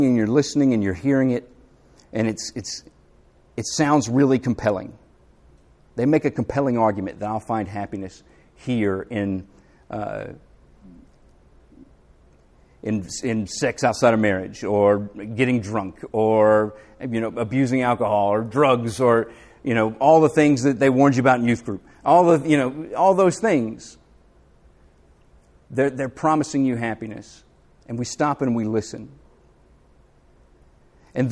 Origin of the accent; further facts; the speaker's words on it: the South, United States; accent: Southern; also born or lived in Philadelphia; I couldn't wait to get back to the South. But I found that if I dialed up my Southern accent